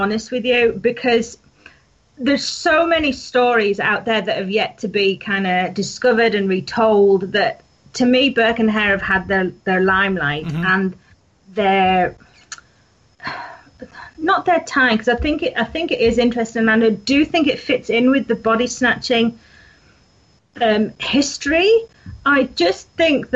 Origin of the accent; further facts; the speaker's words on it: Yorkshire and the Humber, United Kingdom; I'm from North Yorkshire. You can probably tell by my accent